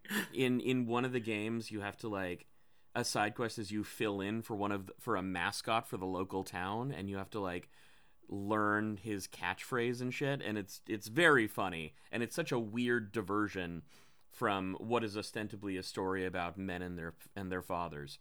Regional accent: Philippines; I'm Filipino

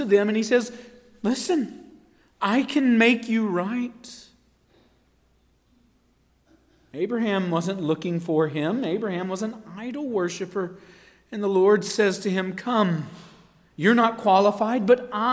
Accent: Marshville, North Carolina, United States; I grew up in Marshville, North Carolina.

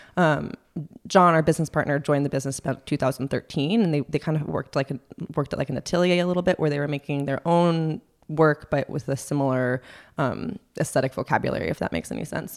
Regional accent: Los Angeles, California, United States; moved away as an adult; also born or lived in Berkeley, California / New York; I grew up in Los Angeles.

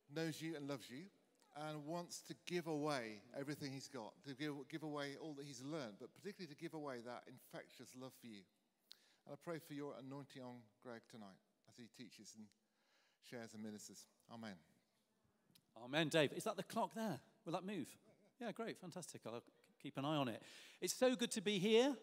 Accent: Lancaster, North West England, United Kingdom; I received the freedom of the city of my hometown, Lancaster

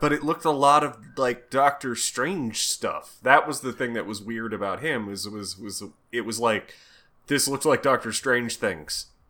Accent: United States; I'm American

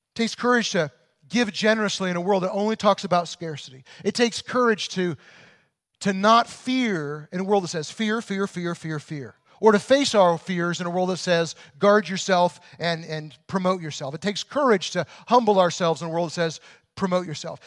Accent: Illinois, United States; I grew up in Illinois in the, in the really rural areas

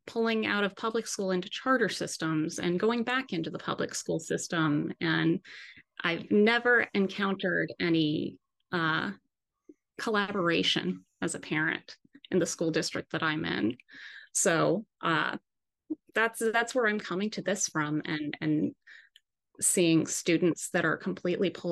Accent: Jersey City, New Jersey, United States; I am actually a part of a community chorus here in my hometown of Jersey City

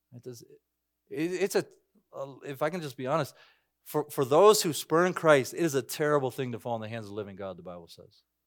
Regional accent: United States; I'm an American citizen.

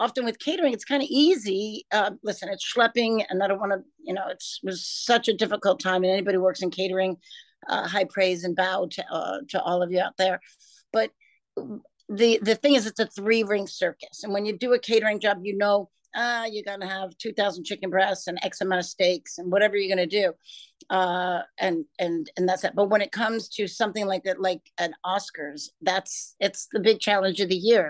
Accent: New York City, New York, United States; I grew up in Brooklyn, New York

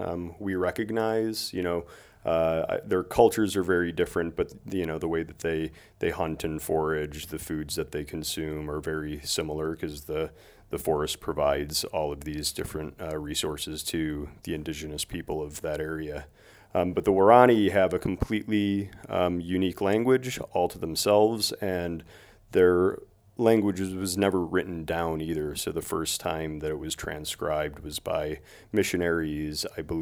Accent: Chicago, Illinois, United States; moved away as an adult; also born or lived in Montana; I was born and raised in Chicago, and I moved to the state of Montana to get a degree in wildlife biology

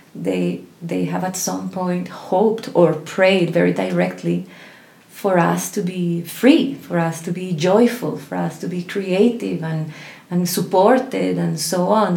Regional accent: Colombia; I was born in Colombia

